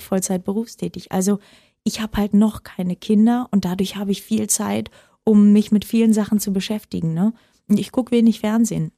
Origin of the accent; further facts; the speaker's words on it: Oranienburg, Brandenburg, Germany; ich bin aufgewachsen im Norden von Berlin, das war Brandenburg